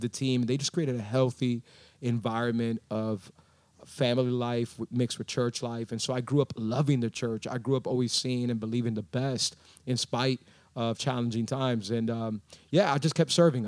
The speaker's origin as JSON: {"language": "English", "town": "Miami", "region": "Florida", "country": "United States", "tie": "born or raised there", "first_language": "English", "said": "I was born and raised in Miami."}